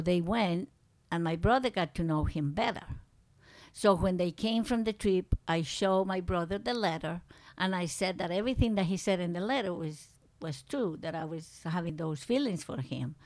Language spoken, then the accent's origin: English; Medellín, Antioquia, Colombia; English is a second language; moved away as an adult; also born or lived in San Félix, Colombia / Manizales, Colombia / New York, United States / Alaska, United States; now in United States; from that little town that I was born, we went back to Manizales, and I was in Manizales until I was, um, like in fifth grade, fourth grade. Then we went to Medellin